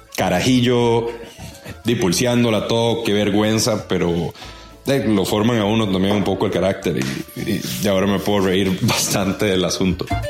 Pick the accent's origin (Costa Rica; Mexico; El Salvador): Costa Rica; como buenos ticos celebrantes